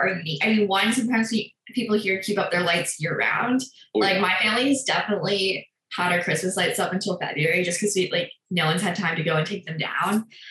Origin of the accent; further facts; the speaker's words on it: Maui, Hawaii, United States; growing up on Maui